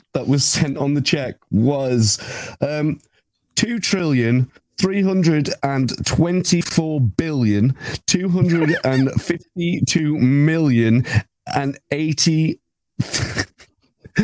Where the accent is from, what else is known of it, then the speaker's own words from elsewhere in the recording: United Kingdom; The Brit in me